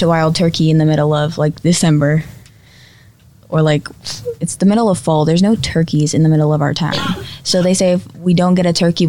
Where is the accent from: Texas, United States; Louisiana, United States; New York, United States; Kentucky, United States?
Louisiana, United States; I'm from Louisiana